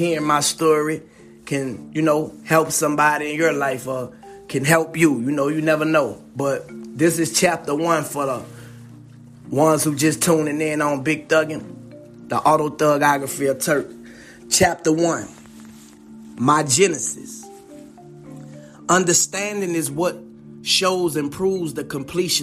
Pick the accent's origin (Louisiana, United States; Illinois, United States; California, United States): Louisiana, United States; New Orleans; growing up in the Magnolia